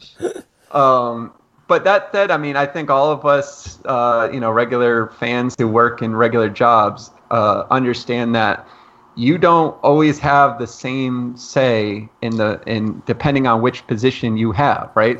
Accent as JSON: {"language": "English", "region": "Connecticut", "country": "United States", "said": "I'm from Connecticut, just outside of New York."}